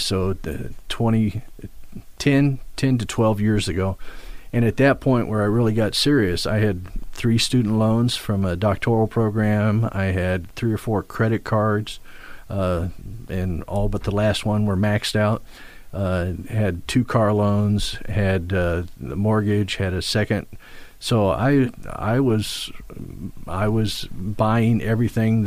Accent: Midwest, United States; now in East Coast, United States; Midwest. I'm a Midwesterner

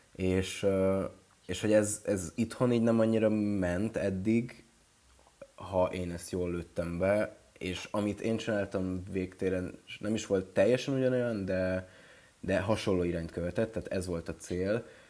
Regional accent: Ajka, Veszprém County, Hungary; moved away as an adult; én is ajkai vagyok, vagyis hát ajkán születtem, meg ott éltem 18 évig

